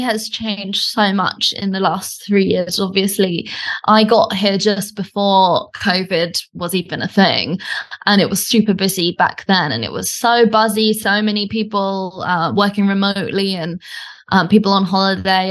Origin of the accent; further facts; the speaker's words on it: United Kingdom; accent: British; moved away as an adult; now in Bali, Indonesia; as you can probably tell from my accent, I'm British, um, but I actually live in Bali and I've been here for the last three years